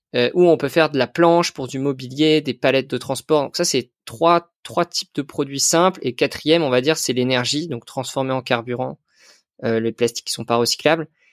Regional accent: Concarneau, Brittany, France; j'ai grandi à Concarneau, en Bretagne

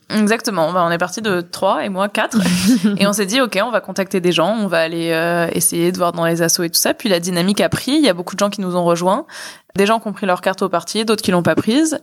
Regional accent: Boulogne-Billancourt, Île-de-France, France; je suis née à Boulogne, j'ai grandi à Boulogne, enfin c'était ma, ma ville

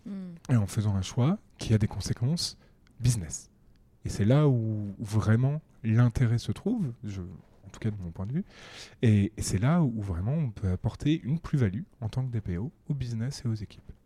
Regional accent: Paris, Île-de-France, France; Je suis un Parisien de 30 ans. J'ai grandi en fait toute ma vie à Paris

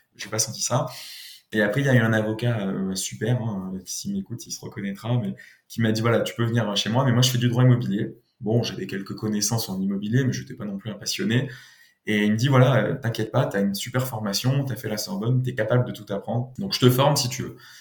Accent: Nice, Provence-Alpes-Côte d'Azur, France; moved away as an adult; also born or lived in Paris; je suis de Nice

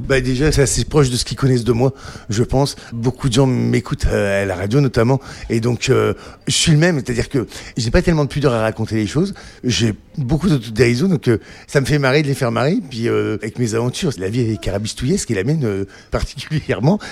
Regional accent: the North, Hauts-de-France, France; je viens du Nord

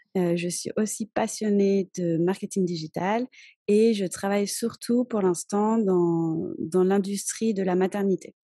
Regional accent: France; moved away as an adult; now in Cholula, Mexico; je suis française et j'habite au Mexique depuis bientôt 14 ans

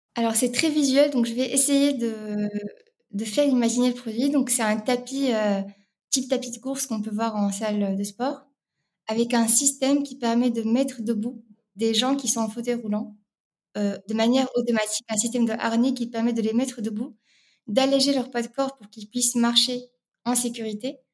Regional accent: Rabat, Rabat-Salé-Kénitra, Morocco; moved away as an adult; now in France; je suis née à Rabat, au Maroc, euh, où j'ai grandi jusqu'à mes classes préparatoires.

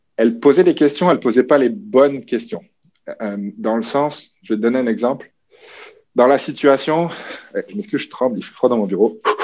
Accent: New Caledonia; moved away as an adult; also born or lived in Quebec; now in Canada; je suis originaire de la Nouvelle-Calédonie. Ça, je pense que c'est quelque chose qui est comme ancré chez moi qui est important, comme le petit gars des îles qui a grandi au milieu du Pacifique

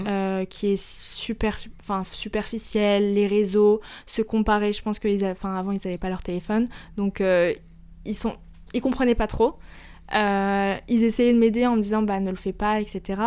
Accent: Paris, Île-de-France, France; also born or lived in Lebanon (ancestry); Je suis libanaise, mais j'ai toujours vécu ici.

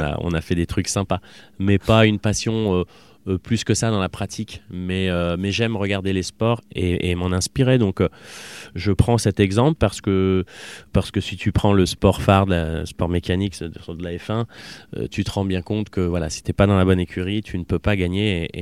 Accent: Voiron, Auvergne-Rhône-Alpes, France; also born or lived in Clermont-Ferrand; à Voiron, enfin on était vraiment citadins

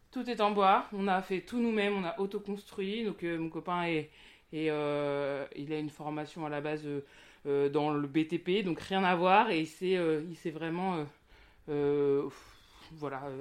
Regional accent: Centre-Val de Loire, France; moi, donc j'ai grandi ici dans le Loir-et-Cher, puis après je suis partie sur Paris, et, puis j'ai vécu à Bordeaux

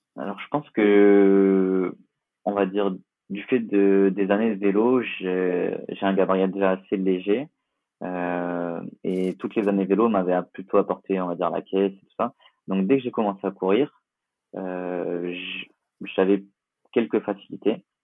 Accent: Nice, Provence-Alpes-Côte d'Azur, France; je suis niçois et, et, on est pas mal attaché à Nice euh, en tant que niçois

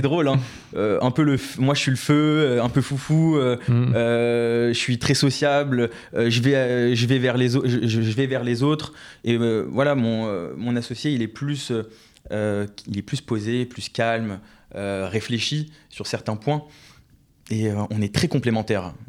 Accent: Neuilly-sur-Seine, Île-de-France, France; je viens de Neuilly-sur-Seine

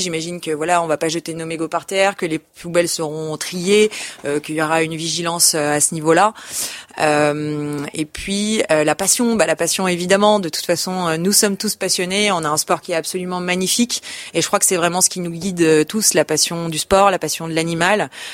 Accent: Lyon, Auvergne-Rhône-Alpes, France; je suis née à Lyon

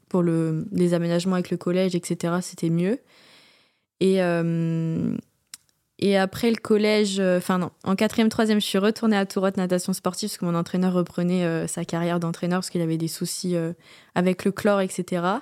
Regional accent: Hauts-de-France, France; je viens de l'Oise, à côté de Compiègne.

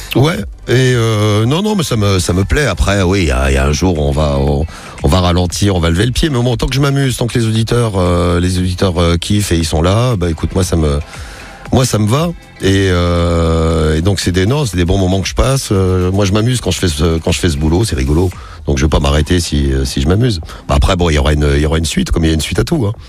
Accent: Roche-la-Molière, Auvergne-Rhône-Alpes, France; moved away as an adult; also born or lived in Firminy / Saint-Étienne; now in Paris, France; J'habite à, Roche-la-Molière et sinon je suis né à Firmini, je suis un aplou

